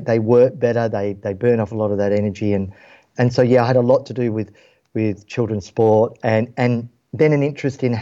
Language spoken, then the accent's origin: English; Western Australia, Australia; Growing up in Australia, and Western Australia in particular